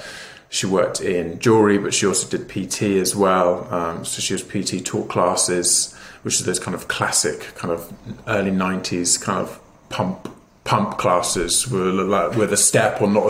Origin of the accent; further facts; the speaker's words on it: Devon, South West England, United Kingdom; now in London, United Kingdom; So I grew up in the West Country, in Devon, in the countryside, and I grew up on a small holding with my mum and dad and my two sisters